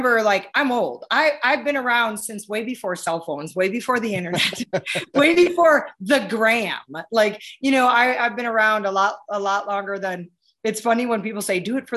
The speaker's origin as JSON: {"language": "English", "region": "Wisconsin", "country": "United States", "tie": "born or raised there", "said": "I grew up in Wisconsin"}